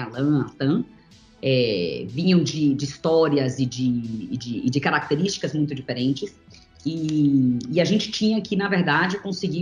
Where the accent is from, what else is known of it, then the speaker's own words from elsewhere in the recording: Bahia, Brazil; moved away; also born or lived in São Paulo; Eu era da Bahia, né, cresci na Bahia na minha infância, e acabei vindo para São Paulo para continuar estudando o balé